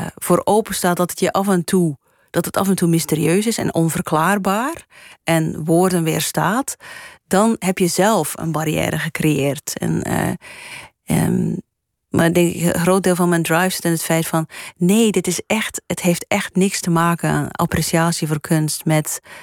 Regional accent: Flanders, Belgium; moved away as an adult; also born or lived in United States; now in Netherlands; ik ben Belg

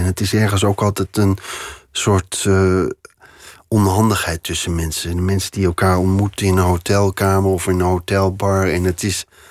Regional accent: Veenendaal, Utrecht, Netherlands; moved away as an adult; also born or lived in Doorwerd / Amsterdam; now in Paris, France; En later zijn we als gezin zijn we verhuisd naar Veenendaal. En daar ben ik opgegroeid

